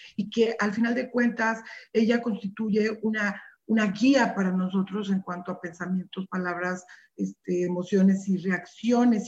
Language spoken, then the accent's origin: Spanish; Mexico; como mexicanos